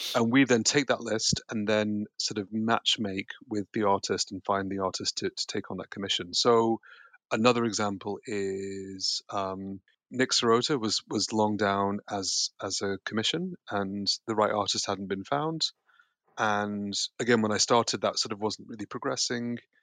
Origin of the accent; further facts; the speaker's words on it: Yorkshire and the Humber, United Kingdom; also born or lived in Connecticut, United States; now in London, United Kingdom; I was born in America, but I grew up here